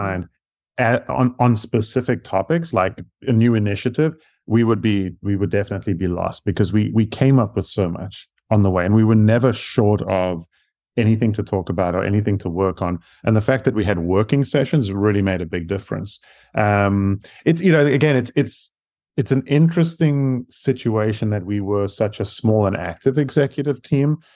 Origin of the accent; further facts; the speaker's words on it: South Africa; accent: South African; moved away as an adult; now in United States; I actually moved to the U S from South Africa. So that's where my accent comes from.